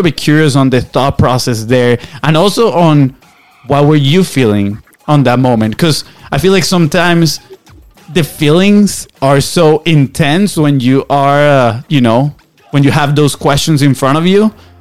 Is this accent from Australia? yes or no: no; Venezuela; English is a second language; now in United States; we're from Venezuela, right? So we came here on a soccer scholarship.